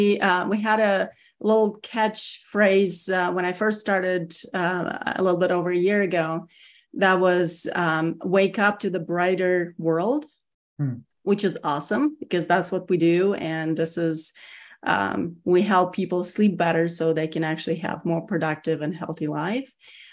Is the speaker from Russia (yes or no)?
yes; Russia; English is a second language; now in United States; So I am originally from Russia, born and raised. Moved here, 28 years ago. So I worked really hard on my accent, and it's still there.